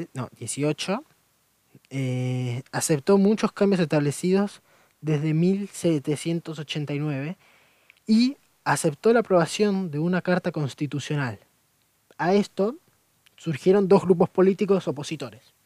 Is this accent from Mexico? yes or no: no; Argentina; del país de donde vengo